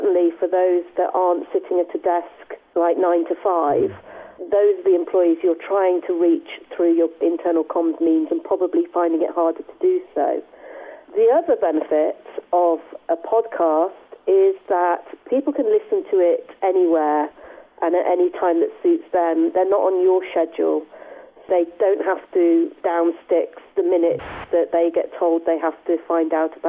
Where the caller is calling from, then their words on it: Leamington Spa, West Midlands, United Kingdom; I am in Leamington Spa. I would like to say sunny Leamington Spa, but it is really quite miserable here.